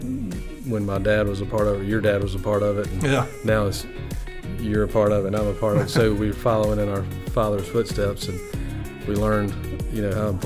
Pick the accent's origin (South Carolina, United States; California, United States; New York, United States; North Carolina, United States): South Carolina, United States; Florence; moved away as an adult; also born or lived in Mount Pleasant, South Carolina / Charleston, South Carolina; we moved back to Florence at the time when my father had health issues